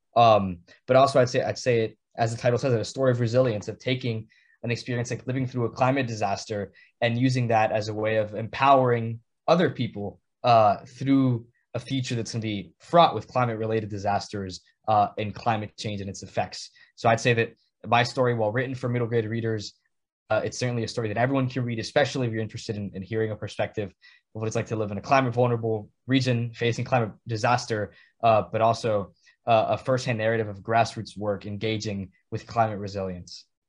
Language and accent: English; San Juan, Puerto Rico; moved away as an adult; now in New Haven, United States; from San Juan, Puerto Rico, born and raised on the island